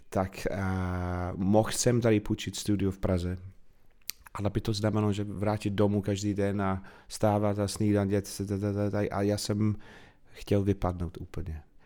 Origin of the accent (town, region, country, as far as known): Manchester, North West England, United Kingdom; born or raised there; Czech is a second language; moved away as an adult; also born or lived in Bath / Wales; now in Czech Republic